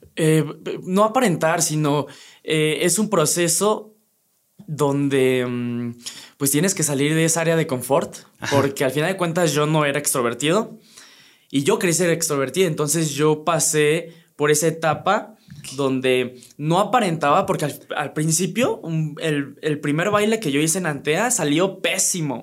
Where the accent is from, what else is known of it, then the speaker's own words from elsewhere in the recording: Teotihuacán, State of Mexico, Mexico; moved away as an adult; now in Querétaro, Mexico; yo soy 100% teotihuacano y allá siempre viví